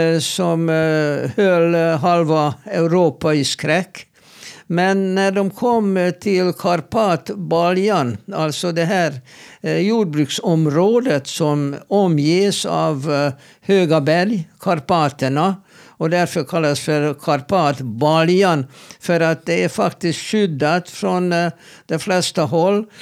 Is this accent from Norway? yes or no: no; Hungary; now in Sweden; jag kommer ju från Ungern